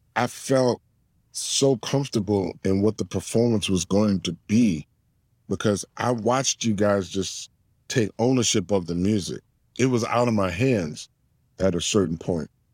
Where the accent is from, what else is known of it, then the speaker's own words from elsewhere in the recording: New Orleans, Louisiana, United States; growing up in New Orleans